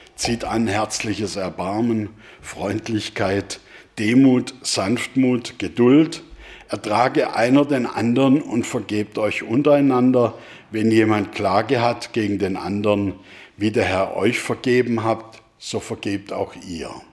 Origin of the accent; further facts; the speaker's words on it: Germany; als Deutsche